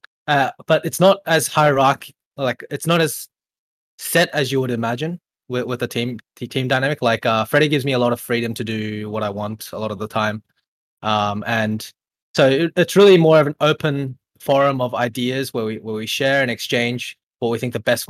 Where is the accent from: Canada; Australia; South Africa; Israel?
Australia; born or raised there; also born or lived in Korea